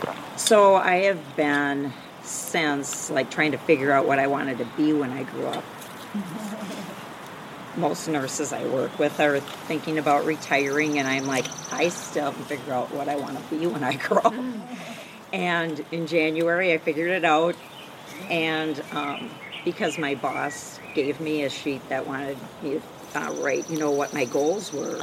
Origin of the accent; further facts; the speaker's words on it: Minnesota, United States; I'm from Western Minnesota.